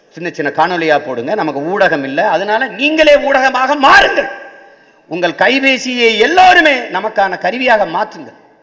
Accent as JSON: {"language": "Tamil", "region": "Tamil Nadu", "country": "India", "said": "இது என் நாடு தமிழ்நாடு"}